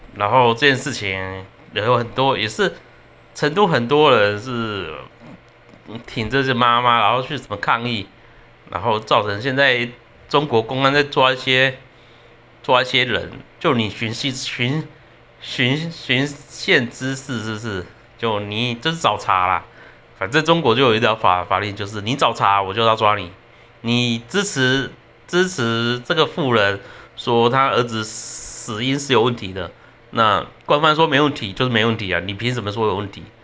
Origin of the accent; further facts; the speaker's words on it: Taiwan; 我们台湾人对这件事情蛮生气的